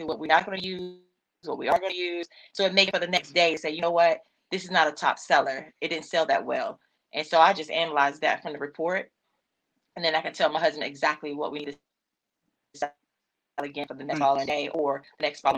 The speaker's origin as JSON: {"language": "English", "area": "near the South Carolina border", "region": "North Carolina", "country": "United States", "tie": "born or raised there", "moved": "yes", "said": "I grew up in North Carolina, like South Carolina borderline"}